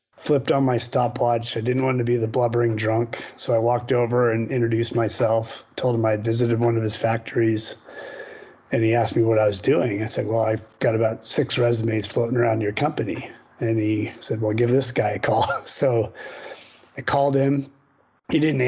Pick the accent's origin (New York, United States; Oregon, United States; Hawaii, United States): Oregon, United States; Portland; I'm originally from Portland, Oregon